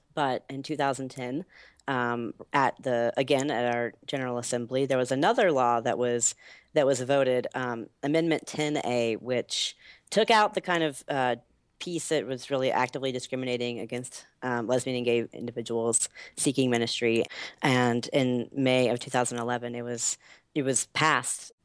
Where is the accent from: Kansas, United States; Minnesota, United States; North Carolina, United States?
North Carolina, United States; Asheville; moved away as an adult; also born or lived in Boston; now in Washington, D.C., United States; I grew up in North Carolina, specifically Western North Carolina. So in the mountains, um, is where I call home in Asheville.